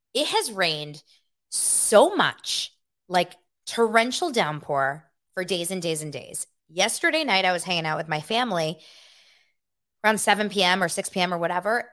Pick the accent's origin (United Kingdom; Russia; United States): United States; Los Angeles, California; also born or lived in Santa Barbara; Born and raised in Los Angeles, okay? I was born here in nineteen eighty-one